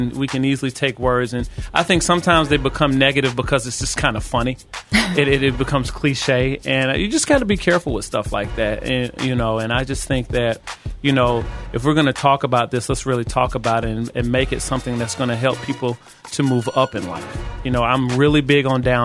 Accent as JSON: {"language": "English", "town": "Atlanta", "region": "Georgia", "country": "United States", "tie": "born or raised there", "moved": "as an adult", "lives_now": "New York City, United States", "said": "I'm born and raised in the South, Atlanta, Georgia, you know, moved to New York City with the dream"}